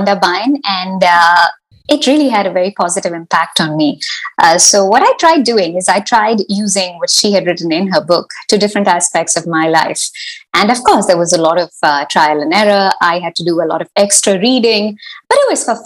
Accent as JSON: {"language": "English", "town": "Mumbai", "region": "Maharashtra", "country": "India", "tie": "born or raised there", "also_born_or_lived": "Manchester / Seattle", "moved": "as an adult", "lives_now": "Luxembourg", "said": "I am originally from Mumbai. That's where I grew up"}